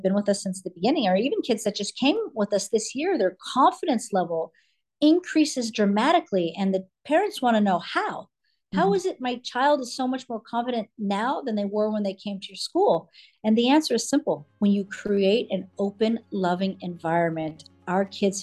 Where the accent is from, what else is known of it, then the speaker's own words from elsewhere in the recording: California, United States; also born or lived in New York; now in Florida, United States; I'm California girl, born a California girl